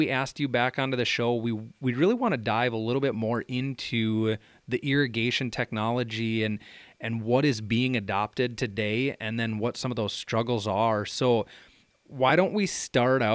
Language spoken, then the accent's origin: English; South Central Minnesota, United States; moved away as an adult; now in Red River Valley, United States; where I grew up in South Central Minnesota